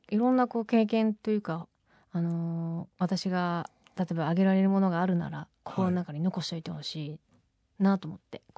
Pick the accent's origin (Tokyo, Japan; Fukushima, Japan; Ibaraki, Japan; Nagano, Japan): Nagano, Japan; 私長野県生まれなんですけど、